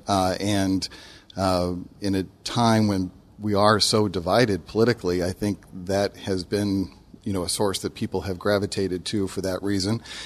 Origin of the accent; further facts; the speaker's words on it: Denver, Colorado, United States; now in Memphis, United States; I grew up in Denver